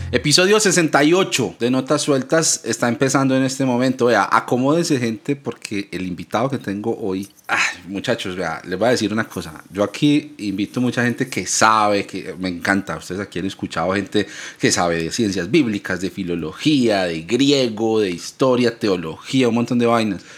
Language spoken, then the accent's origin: Spanish; Ibagué, Tolima, Colombia; moved away; yo soy de Ibagué, yo nací en esa ciudad y mi familia vive allá